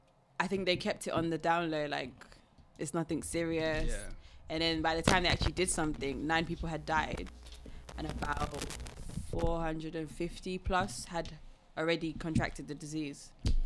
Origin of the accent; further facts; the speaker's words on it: Sierra Leone; Yeah, yeah. I'm from Sierra Leone.